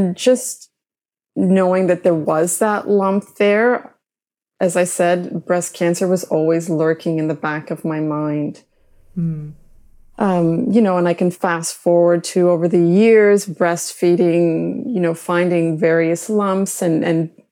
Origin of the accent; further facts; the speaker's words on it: Mississauga, Ontario, Canada; growing up in Mississauga.